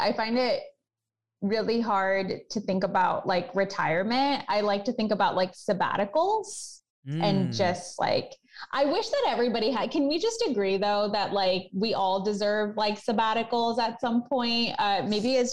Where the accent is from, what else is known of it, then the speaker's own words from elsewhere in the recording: Chicago, Illinois, United States; I love my hometown. I love Chicago